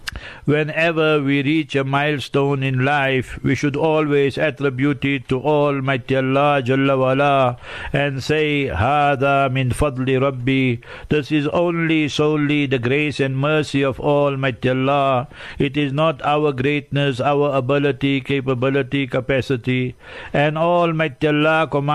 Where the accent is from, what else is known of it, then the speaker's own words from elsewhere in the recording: Heidelberg, Gauteng, South Africa; moved away as an adult; also born or lived in Pakistan / Newcastle; I was born in Heidelberg, and then I became Hafiz there